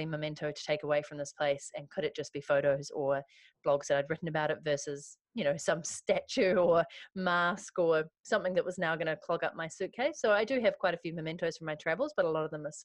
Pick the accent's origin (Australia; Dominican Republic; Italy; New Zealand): New Zealand; moved away as an adult; also born or lived in London / Vancouver; I moved from New Zealand to London for 2.5 years